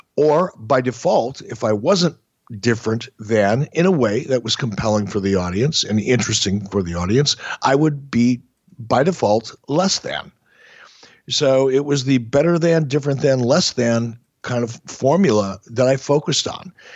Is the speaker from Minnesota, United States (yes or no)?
yes; Minneapolis, Minnesota, United States; also born or lived in Detroit, Michigan; my wrestling fandom in Minneapolis